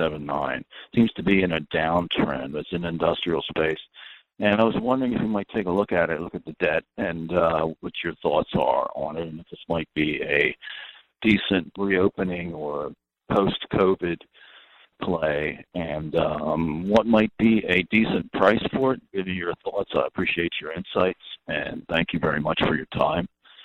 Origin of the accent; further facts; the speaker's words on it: Pennsylvania, United States; Yes, this is …. I'm from Pennsylvania.